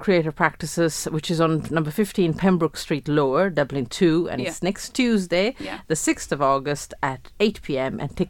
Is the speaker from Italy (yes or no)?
yes; Italy; now in Ireland; when I was growing up in Italy, my parents were always saying to me, you know, you're Sri Lankan, you must be true to your Sri Lankan roots. But I was like, I've never been to Sri Lanka. I don't speak the language.